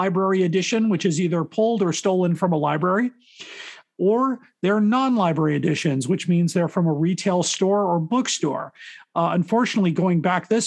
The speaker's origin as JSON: {"language": "English", "town": "Chicago", "region": "Illinois", "country": "United States", "tie": "born or raised there", "said": "I've been in Chicago my whole life."}